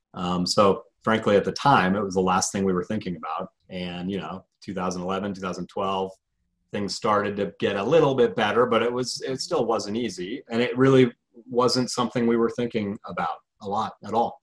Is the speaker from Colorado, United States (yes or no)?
yes; Colorado, United States; I'm from Colorado originally born and raised.